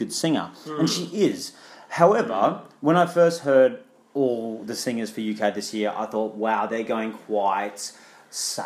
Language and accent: English; Australia; also born or lived in London; As an Australian